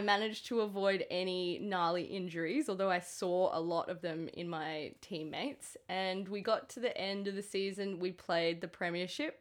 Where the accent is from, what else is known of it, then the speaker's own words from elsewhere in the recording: Queensland, Australia; I'm a Queenslander